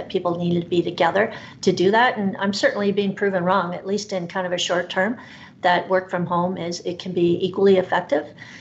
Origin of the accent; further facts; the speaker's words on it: Canada; I'm a fiercely loyal Canadian